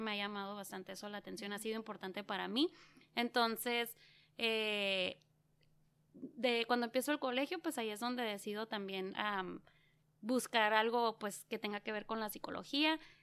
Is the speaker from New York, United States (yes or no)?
no; Yuma, Arizona, United States; also born or lived in San Luis Río Colorado, Mexico / San Luis, Arizona; he vivido en lo que es, eh, pues San Luis, México y San Luis, Arizona. Soy nacida en Yuma